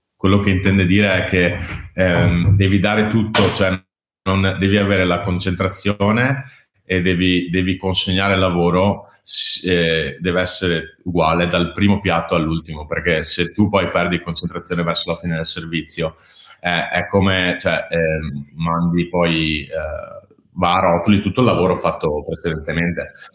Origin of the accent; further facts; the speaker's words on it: Veneto, Italy; moved away as an adult; also born or lived in Copenhagen; da Veneto, gran lavoratore